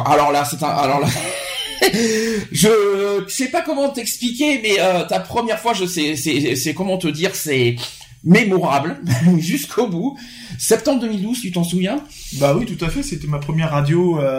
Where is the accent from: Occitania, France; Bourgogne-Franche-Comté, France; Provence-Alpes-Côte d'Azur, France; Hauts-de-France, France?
Provence-Alpes-Côte d'Azur, France; Sisteron; accent: southern (sud-est); now in Bordeaux, France; Non, je ne suis pas de Bordeaux je suis de Sisteron.